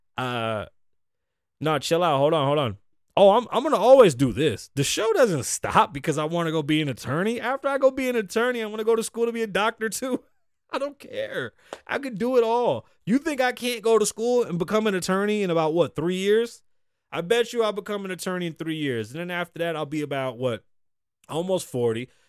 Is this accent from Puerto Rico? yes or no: yes; Puerto Rico; as a Puerto Rican man